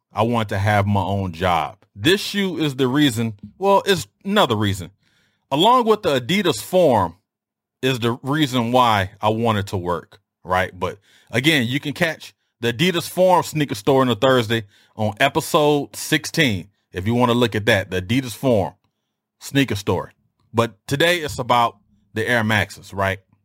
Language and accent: English; Detroit, Michigan, United States; growing up in Detroit